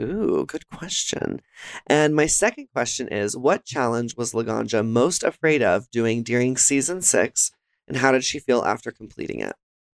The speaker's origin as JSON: {"language": "English", "region": "Texas", "country": "United States", "said": "She's from Florida, I'm from Texas"}